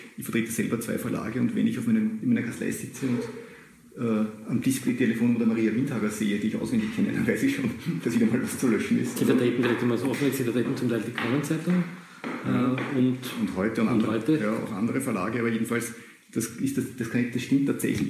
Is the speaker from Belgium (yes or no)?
no; Austria; bei uns in Österreich